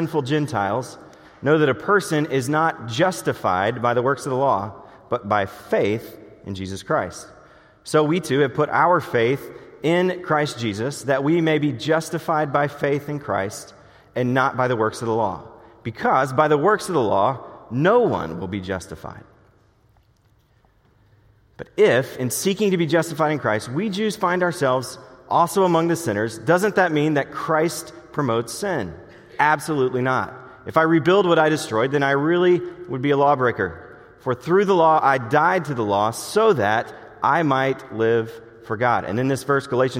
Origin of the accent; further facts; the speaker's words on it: the South, United States; accent: southern; my southern accent